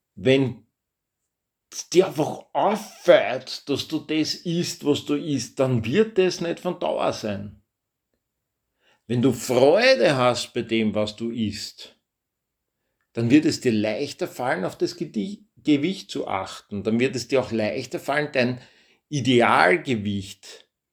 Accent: Austria; bei uns in Österreich

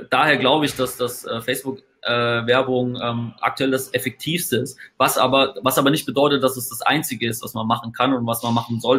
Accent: Bavaria, Germany; wenn es dann um die Wurscht geht im, im Webinar, wie wir so schön bei uns in Bayern sagen, dann habe ich das auch dabei, um die Wurst.

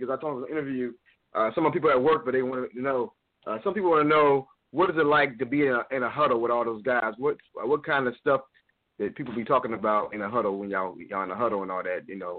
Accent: Indianapolis, Indiana, United States; I'm originally from Indianapolis, Indiana.

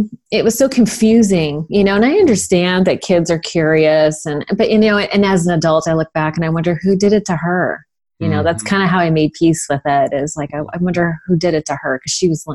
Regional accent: Sunnyvale, California, United States; I grew up in Sunnyvale, California

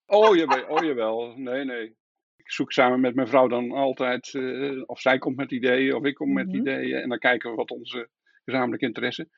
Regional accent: Bennekom, Gelderland, Netherlands; also born or lived in Lunteren; Geboren in Bennekom en, eh, later verhuisd naar, eh, naar Lunteren, waar mijn vader zijn eigen bedrijf is gestart

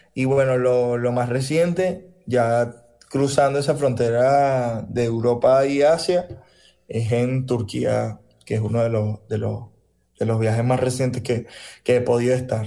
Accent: Caracas, Capital District, Venezuela; also born or lived in Río Caribe, Sucre; yo nací en Caracas, pero toda mi familia por parte de papá y por parte de mamá son de Río Caribe. Yo me crié este, casi que todas las vacaciones en Río Caribe

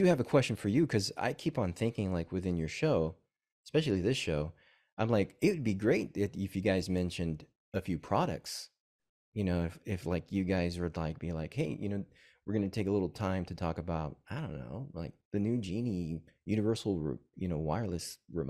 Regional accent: McKinney, Texas, United States; also born or lived in Corpus Christi, Texas; I grew up in, well, I was born in Corpus and I grew up in McKinney, Texas.

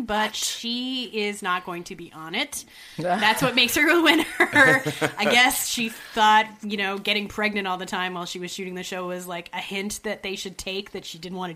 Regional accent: Canada; I'm from Canada

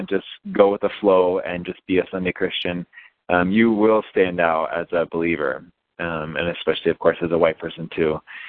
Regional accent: Japan; Yeah, so growing up in Japan was quite an adventure.

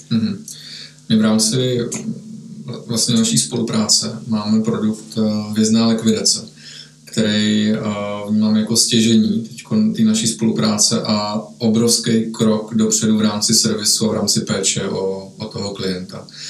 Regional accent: Czechia; že jsme Češi

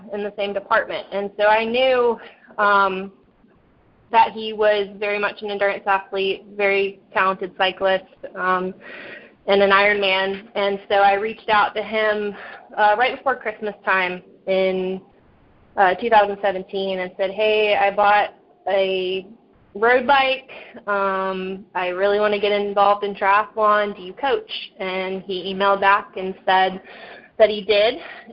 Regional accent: Suffolk, Virginia, United States; now in Norfolk, United States; I'm fortunate now to finally live back in my home state after in hometown more or less after being out of the area for the last 10 years or so. So my family is all in Suffolk

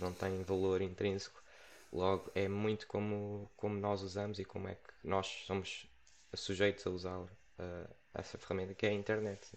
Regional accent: Setúbal, Portugal; also born or lived in Lisbon; sou cá de Portugal, sempre vivi cá e agora estou. Sou de Setúbal

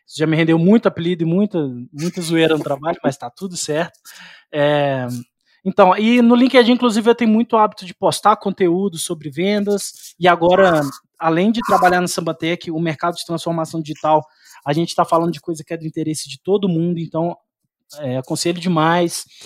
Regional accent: Belo Horizonte, Minas Gerais, Brazil; eu sou aqui de Belo Horizonte

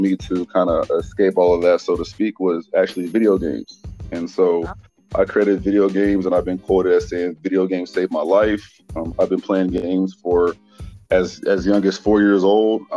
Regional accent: Kansas City, Missouri, United States; also born or lived in Houston, Texas; my story starts back in Kansas City, Missouri

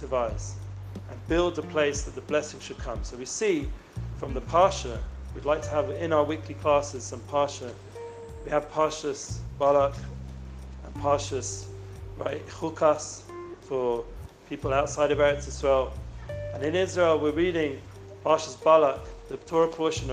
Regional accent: London, United Kingdom; I'm originally from London

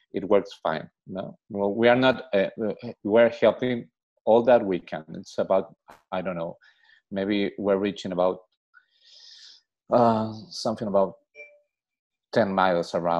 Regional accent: Lima, Peru; I'm from Lima, from Peru.

